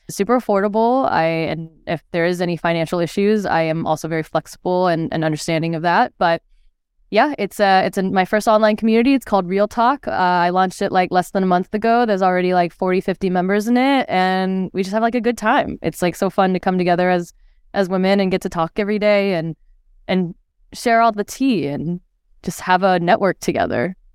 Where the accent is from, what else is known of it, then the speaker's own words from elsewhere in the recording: California, United States; born there; also born or lived in Philippines; I was born in California, and then after, shortly after I was born, my family we actually moved to the Philippines, and so I spent like my babyhood there, which is why my mom thinks I'm more Filipino than you know American